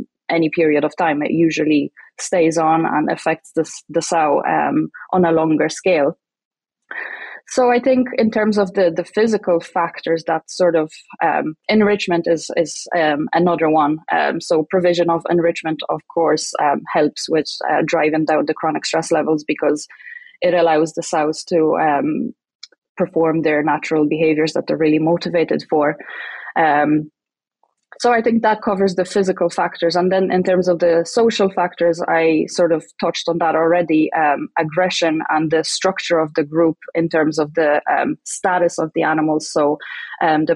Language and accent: English; Ireland; moved away as an adult; now in Saskatchewan, Canada; I'm from Ireland